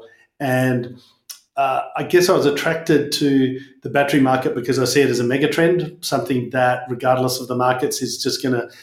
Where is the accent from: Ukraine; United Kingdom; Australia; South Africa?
Australia; Perth, Western Australia; growing up in Perth.